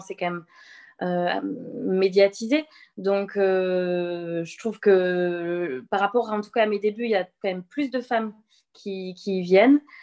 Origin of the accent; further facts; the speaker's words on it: Le Mans, Pays de la Loire, France; moved away as an adult; also born or lived in Angers / Toulouse; je suis sartoise, je suis née au Mans